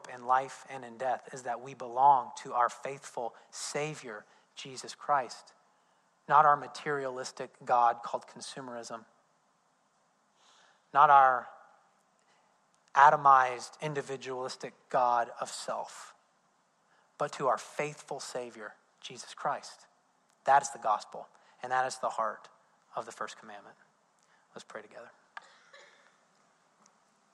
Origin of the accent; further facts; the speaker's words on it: Indiana, United States; I'm from Indiana. We don't care about football, especially college football.